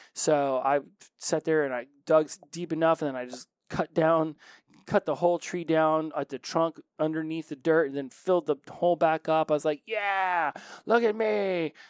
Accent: Oklahoma, United States; I'm from Oklahoma

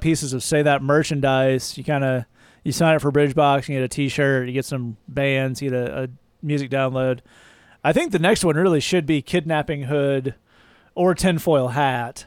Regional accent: the South, United States; moved away; I'm from the South

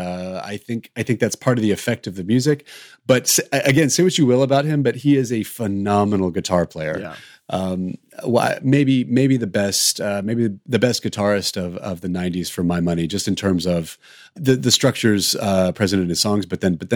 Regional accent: the South, United States; as a 13-year-old growing up in the South inside a Southern Baptist church

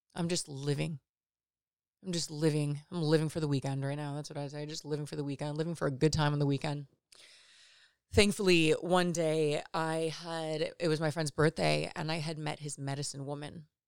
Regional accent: Los Angeles, California, United States; I'm from the Valley in Los Angeles

